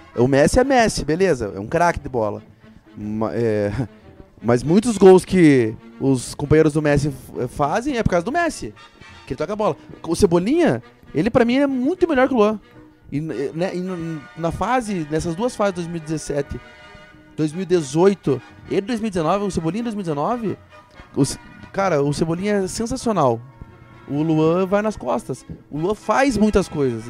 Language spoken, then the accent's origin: Portuguese; Brazil; eu sou brasileiro